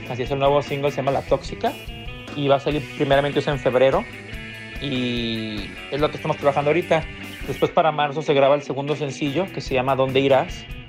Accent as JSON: {"language": "Spanish", "region": "Jalisco", "country": "Mexico", "moved": "yes", "lives_now": "Los Angeles, United States", "said": "somos originarios de Tunalguilla, Jalisco, México"}